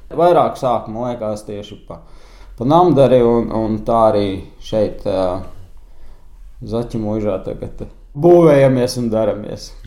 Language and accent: Latvian; Katlakalns, Ķekava Municipality, Latvia; moved away as an adult; now in Zaķumuiža, Latvia; es esmu no Katlakalna. Arī mums bija gan lopi mājās, gan cūkas